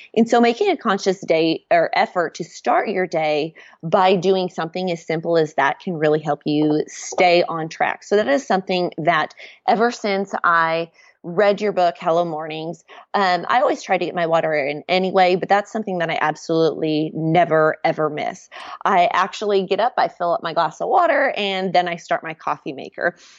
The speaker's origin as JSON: {"language": "English", "region": "Nebraska", "country": "United States", "moved": "as an adult", "lives_now": "Waco, United States", "said": "I've lived in Waco for about the last nine years. We're originally from Nebraska"}